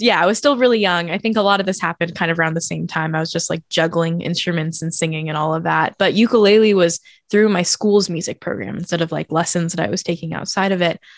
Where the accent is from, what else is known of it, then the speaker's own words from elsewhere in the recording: Oakland, California, United States; moved away as an adult; also born or lived in Brooklyn; my entire childhood. I moved to Brooklyn when I was nineteen years old. So I was in Oakland for nineteen years